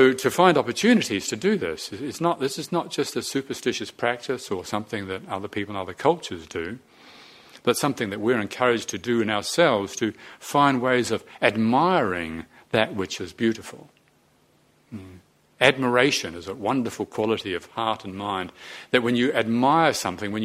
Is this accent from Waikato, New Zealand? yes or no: yes; Te Awamutu, Waikato, New Zealand; also born or lived in Moranesville, New Zealand; I grew up in Te Awamutu and in Moranesville in New Zealand